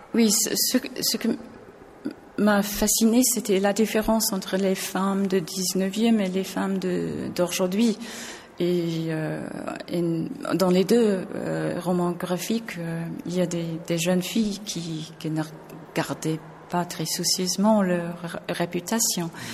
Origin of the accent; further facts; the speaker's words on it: England, United Kingdom; French is a second language; je suis anglaise